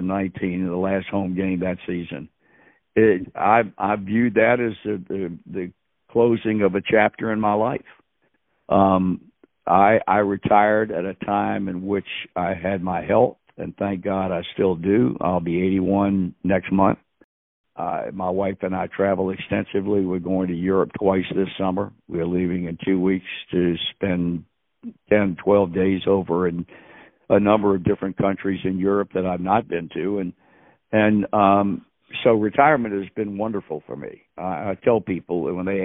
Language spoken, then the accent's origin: English; Virginia, United States; born or raised there; moved away as an adult; now in Cincinnati, United States